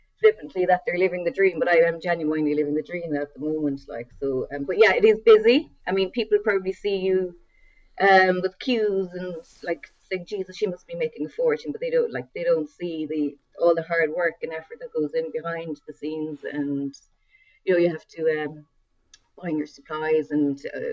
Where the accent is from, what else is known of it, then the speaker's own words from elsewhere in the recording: West Cork, Munster, Ireland; growing up in West Cork